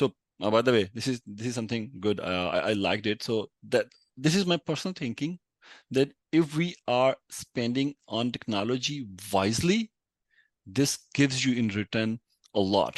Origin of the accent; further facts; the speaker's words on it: Pakistan; And by the way, here I'm from Pakistan